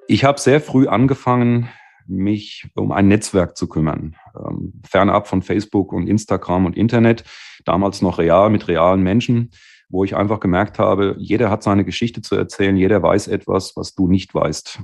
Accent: Bad Homburg region, Hesse, Germany; also born or lived in Wiesbaden; ich bin dann in das wunderschöne Bad Homburg wieder quasi zurück zu der Region, wo ich aufgewachsen bin

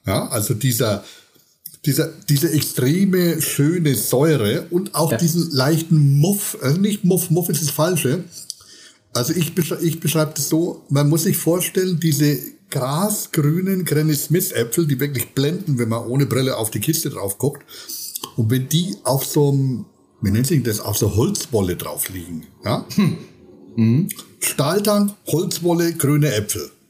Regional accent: Volkach, Bavaria, Germany; also born or lived in Würzburg; da, wo ich herkomme, aus Volkach, Astheim, kleiner, kleiner Ort, und Papa natürlich Winter ist es natürlich, äh, da wächst du mit Wein auf

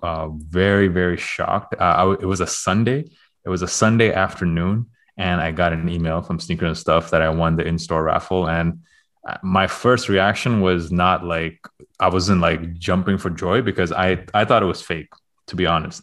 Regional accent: Toronto, Ontario, Canada; moved away; going to Toronto next week, and I will be there. That is my hometown

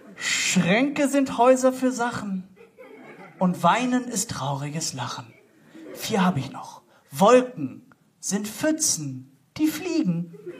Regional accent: Duisburg, North Rhine-Westphalia, Germany; Ich komme gebürtig aus Duisburg

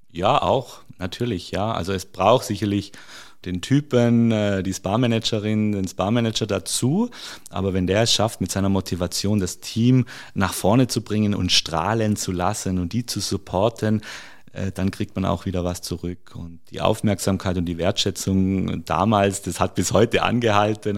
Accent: near Stuttgart, Baden-Württemberg, Germany; moved away as an adult; also born or lived in Carinthia, Austria / Salzburg, Austria / Spain; now in Kitzbühel, Austria; ich habe die ersten 20 Jahre, ich bin auch in Deutschland geboren, äh, bin dort zur Schule gegangen und in der Nähe von Stuttgart

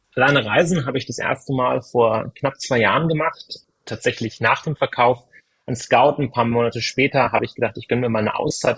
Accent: area of Hanover, Lower Saxony, Germany; moved away; Ich komme gebürtig aus der Gegend von Hannover

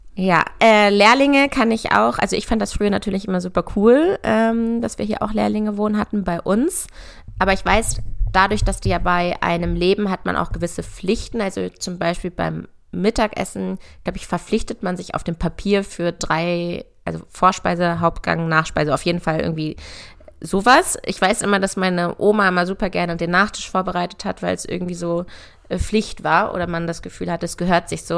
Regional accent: near Hanover, Lower Saxony, Germany; bin auf einem Ackerbaubetrieb groß geworden in der Nähe von Hannover

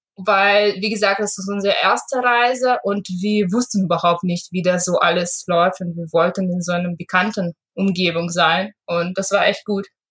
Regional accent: Russia; moved away; also born or lived in Hamburg, Germany; Ich komme ursprünglich aus Russland

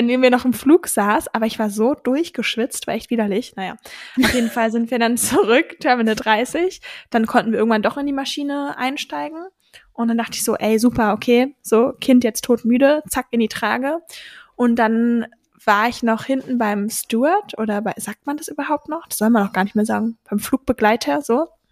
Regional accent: Berlin suburbs, Brandenburg, Germany; ich bin in einem, quasi in Berlin aufgewachsen, aber am, wie sagt man so schön, im grünen Speckgürtel von Berlin

